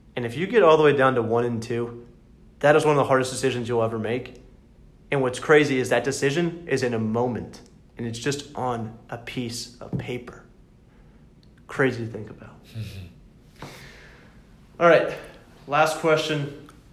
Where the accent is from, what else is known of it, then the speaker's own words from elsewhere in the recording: the South, United States; we're from the south